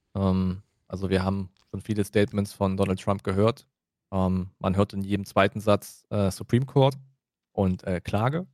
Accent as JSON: {"language": "German", "country": "Germany", "said": "für uns als Deutsche"}